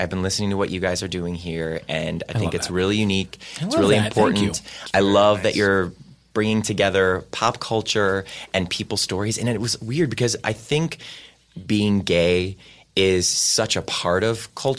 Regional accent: Cleveland, Ohio, United States; I grew up in Cleveland in an Irish Catholic family.

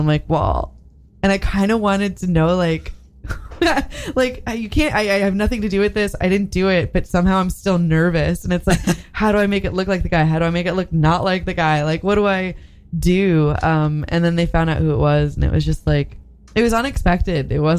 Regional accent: Great Neck, New York, United States; Great Neck.

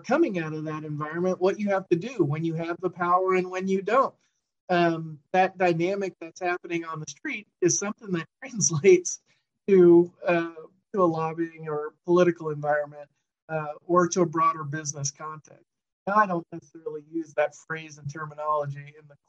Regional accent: New York City, New York, United States; now in Sacramento, United States; I was born in the Bronx. That's where we grew up, and everybody we knew was kind of from there.

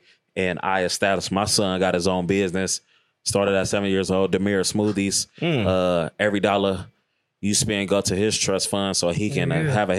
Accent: Richmond, California, United States; growing up in Richmond.

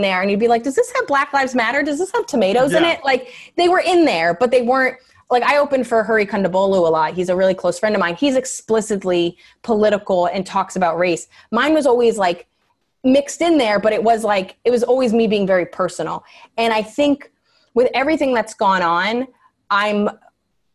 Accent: New York, United States; being a New Yorker

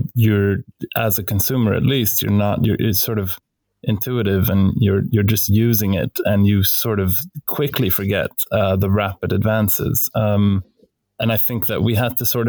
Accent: Stockholm, Stockholm County, Sweden; we're both from Stockholm

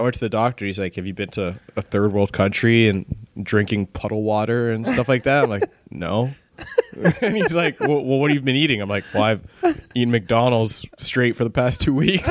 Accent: Brampton, Ontario, Canada; I grew up in Brampton

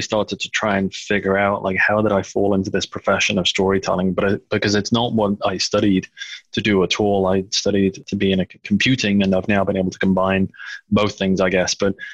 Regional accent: Liverpool, North West England, United Kingdom; moved away as an adult; also born or lived in Runcorn / Bebington / Loughborough; now in United States; I grew up in and around Liverpool in England. Born in Liverpool in the city center, then until about 10 years old, lived in a place called Runcorn

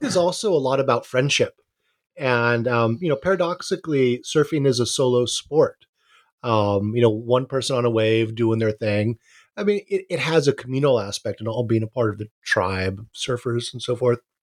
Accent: Hawaii, United States; I, I, I grew up in Hawaii, grew up, uh, on my dad's boat

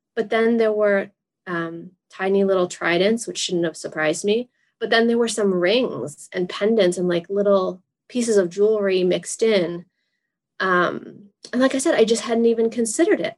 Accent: Massachusetts, United States; I'm from Massachusetts

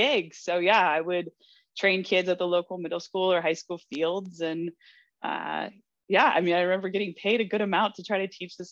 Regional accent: Naperville, Illinois, United States; I grew up in Naperville, Illinois. So I was a suburb of Chicago

